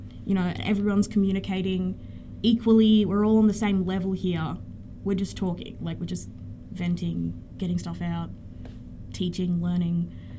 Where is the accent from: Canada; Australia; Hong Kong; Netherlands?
Australia; Kamilaroi and Awabakal area, New South Wales; also born or lived in Central Coast, New South Wales; So I was born on the Central Coast, but I've lived in the Kamilaroi and Awan area since I was three, so I'm pretty at home here.